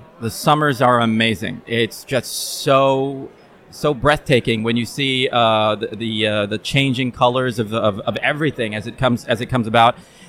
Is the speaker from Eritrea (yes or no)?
yes; Eritrea; now in Czech Republic; I am from Eritrea. I've been living here in the Czech Republic now almost 7 years straight